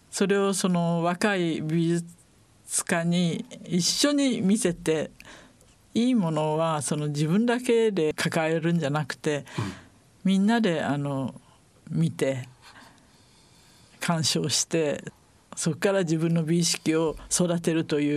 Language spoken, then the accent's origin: Japanese; Yokohama, Kanagawa, Japan; そうですね私たち横浜の人はやっぱりそう思ってますね。